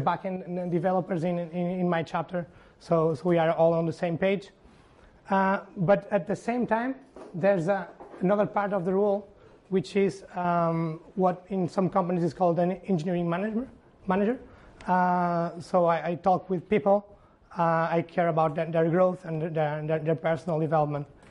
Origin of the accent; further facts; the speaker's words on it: Porto, Norte, Portugal; Estádio do Dragão, Porto, Portugal, my, my home country, my, my hometown.